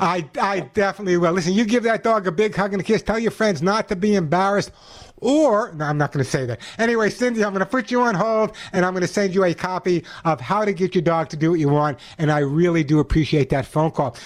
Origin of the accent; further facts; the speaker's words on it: New York, United States; now in California, United States; I grew up in New York